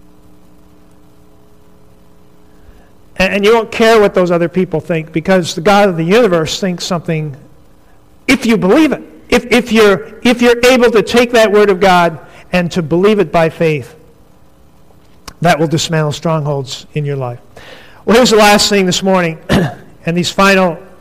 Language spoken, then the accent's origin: English; North Dakota, United States; I grew up in North Dakota